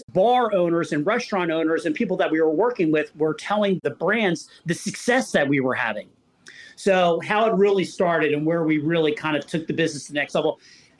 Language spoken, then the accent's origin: English; Philadelphia, Pennsylvania, United States; I'm from Philadelphia